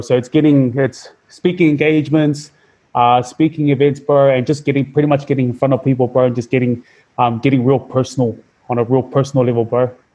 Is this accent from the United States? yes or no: no; Auckland, New Zealand; I was raised. I was raised up in New Zealand. Um, we were we were born in we were born in West Auckland, uh, but we were raised up in South Auckland.